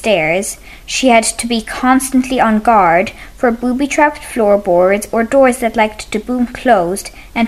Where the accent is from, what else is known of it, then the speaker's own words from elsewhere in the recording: County Clare, Ireland; I'm 10 years old and I'm from County Clare.